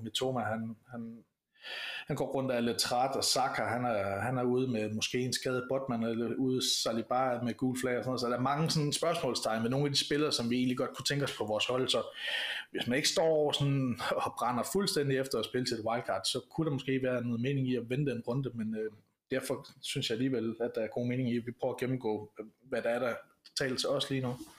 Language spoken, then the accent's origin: Danish; Denmark